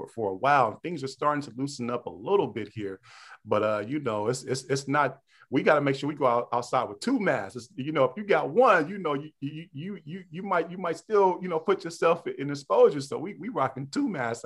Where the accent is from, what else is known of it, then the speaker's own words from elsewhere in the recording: Pittsburg, California, United States; I come from the Bay Area, you know, Northern California, deep East Bay, Pittsburgh, California